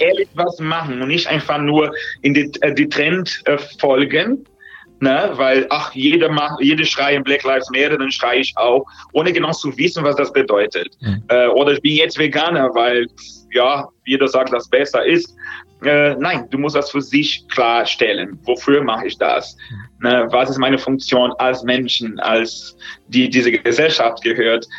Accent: Brazil; German is a second language; now in Germany; in der Land, wo ich herkomme, in Brasilien

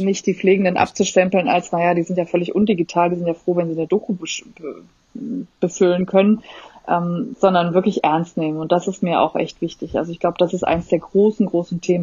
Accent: Germany; also born or lived in Netherlands; Ich bin ja dort geboren auch und äh, bin aber deutsch in Deutschland sozialisiert

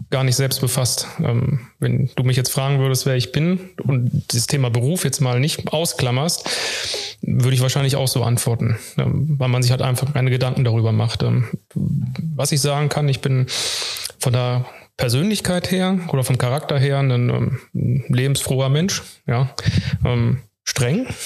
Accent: Hanover, Lower Saxony, Germany; now in Wuppertal, Germany; Nur zugezogener Wuppertaler. Wo kommst du denn her? Hannover.

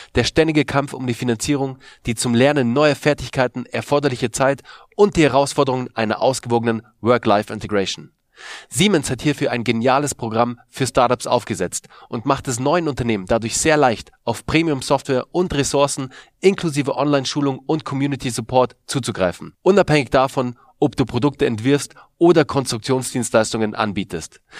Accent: Munich, Bavaria, Germany; ich bin ja aus München

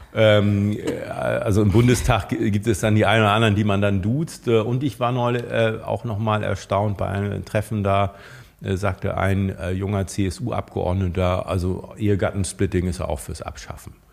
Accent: Schleswig-Holstein, Germany; wir als Schleswig-Holsteiner

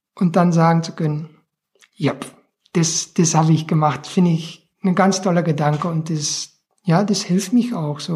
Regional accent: Belgian coast near the French border, Flanders, Belgium; moved away; von der Region, wo ich aufgewachsen bin, das ist ähm, Grenze Frankreich, am Meer sehr touristisch

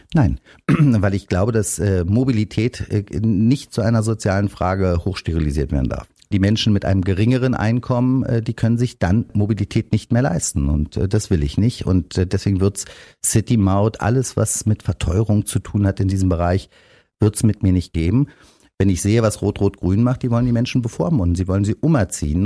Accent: Berlin, Germany; ich bin in Berlin geboren, in Spandau in einem Außenbezirk

